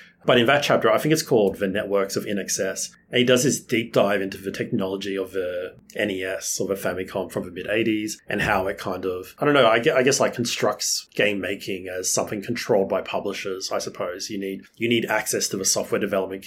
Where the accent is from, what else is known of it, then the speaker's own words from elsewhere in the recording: Australia; as like an Australian